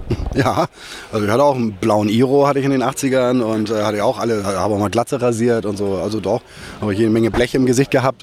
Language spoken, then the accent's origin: German; Germany; also born or lived in Hamburg; bin auch in so einer Kleinstadt damals in der Nähe von Hamburg eingeschult worden